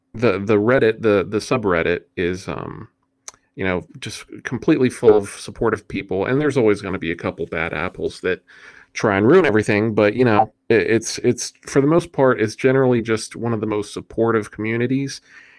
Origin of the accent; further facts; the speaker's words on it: West Virginia, United States; Okay, so I am from West Virginia. I've lived in West Virginia my whole life.